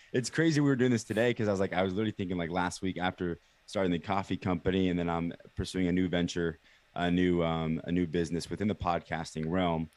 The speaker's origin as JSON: {"language": "English", "town": "Kansas City", "country": "United States", "tie": "born or raised there", "said": "born and raised in Kansas City"}